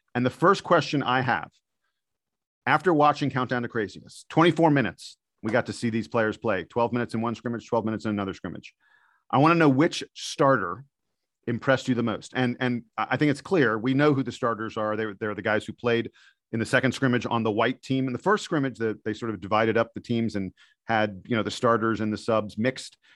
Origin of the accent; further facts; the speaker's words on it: East Coast, United States; I'm from the East Coast